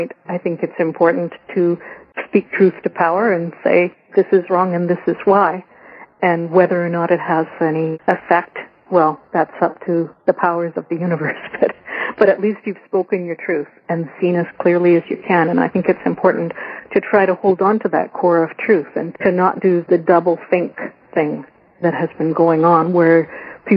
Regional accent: Ireland; I'm Irish, and I actually grew up singing Irish traditional music

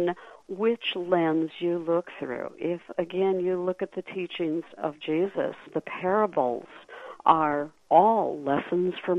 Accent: Cresco, Iowa, United States; moved away; I was raised Lutheran in Cresco, Iowa

